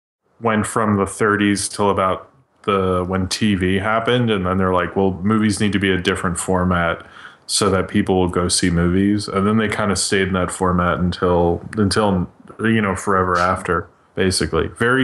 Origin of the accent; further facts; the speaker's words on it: Baltimore, Maryland, United States; I'm from Baltimore.